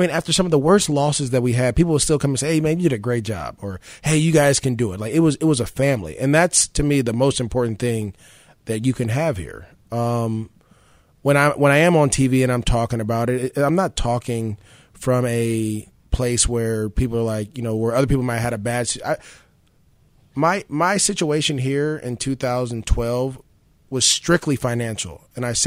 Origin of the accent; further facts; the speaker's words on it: San Francisco, California, United States; moved away as an adult; now in Jacksonville, United States; I'm from San Francisco